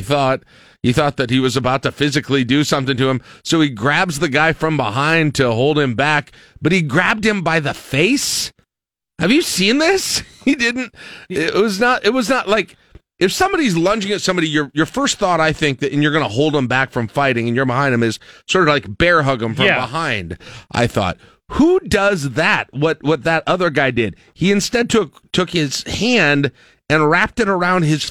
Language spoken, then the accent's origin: English; Lincoln, Nebraska, United States; growing up in East Lincoln